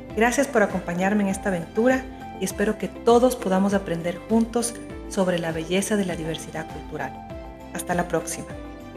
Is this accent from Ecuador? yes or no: yes; Ecuador; moved away as an adult; now in Madrid, Spain; Soy ecuatoriana y hace apenas un mes que mi familia y yo nos establecimos en esta maravillosa ciudad.